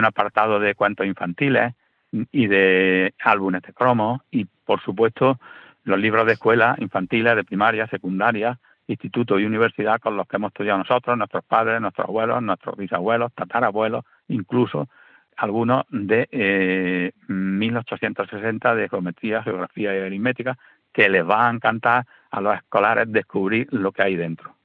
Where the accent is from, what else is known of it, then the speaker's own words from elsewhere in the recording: Rute, Andalusia, Spain; yo soy de Rute, mi señora es de Cueva de San Marcos, y, bueno, yo empecé con la historia de mi pueblo